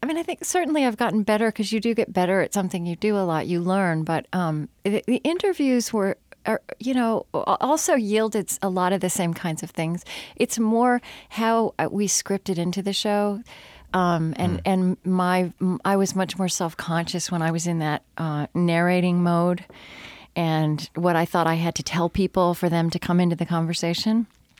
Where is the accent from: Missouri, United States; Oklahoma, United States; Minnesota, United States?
Oklahoma, United States; moved away; I grew up not in West Texas, but in central Oklahoma.